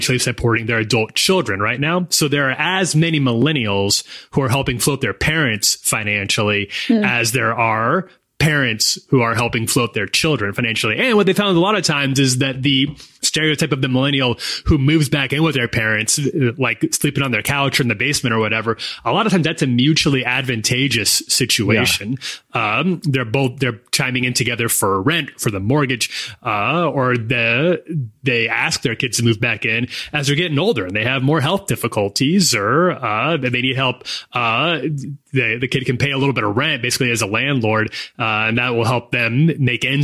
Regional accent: United States; accent: American; my American accent

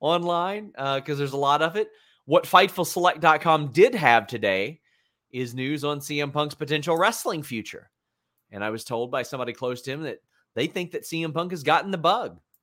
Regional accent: Kentucky, United States

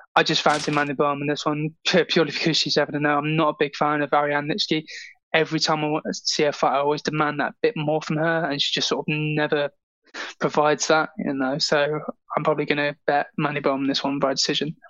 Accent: Gosport, South East England, United Kingdom; I'm still in my hometown

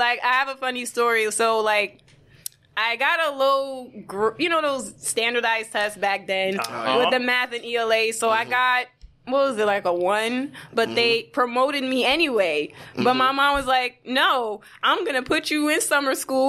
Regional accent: New York City, New York, United States; growing up in the Bronx

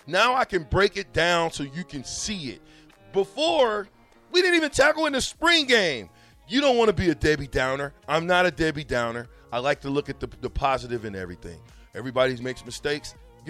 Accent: Nebraska, United States; I say I'm from Nebraska, of course they're looking at me like, y'all got black people in Nebraska? Yeah, we got black people in Nebraska.

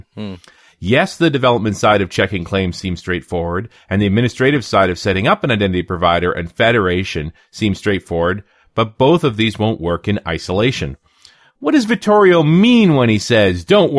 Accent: New Zealand; out of New Zealand, out of my home country

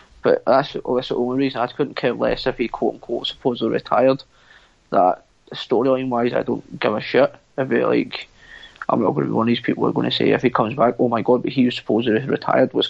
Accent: United Kingdom; we're all British.

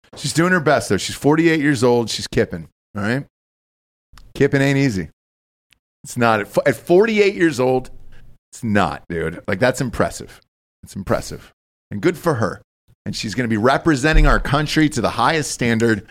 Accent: Georgia, United States; my home state of Georgia

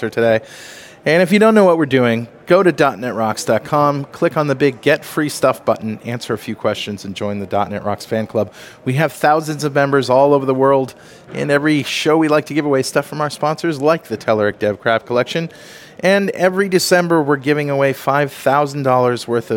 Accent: United States; We don't do maths in America.

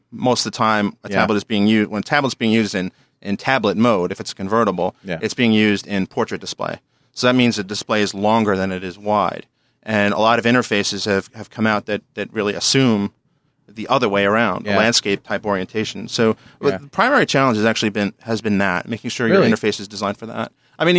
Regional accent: New Jersey, United States; accent: New York; now in Richmond, Virginia, United States; I work at a Microsoft Gold partner called Ironworks Consulting in Richmond, Virginia. And as you can tell from my voice, I'm originally from New Jersey, not Virginia.

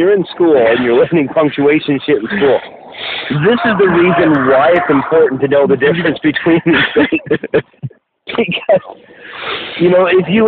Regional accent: Milton, Ontario, Canada; My hometown of Milton had the cleanest water in North America for a stretch

